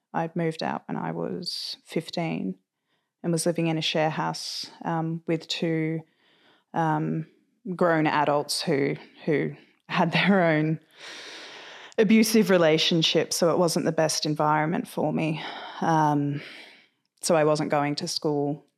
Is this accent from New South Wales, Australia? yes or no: yes; Sydney, New South Wales, Australia; I was born and raised in Sydney. I spent uh, the majority of my time growing up on the lower north shore of Sydney